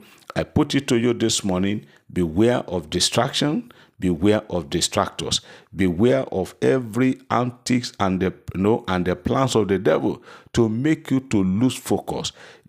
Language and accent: English; Port Harcourt, Rivers State, Nigeria; from Mina. … from Port Harcourt. I have come to testify to the goodness and the mercies of the Lord upon my family.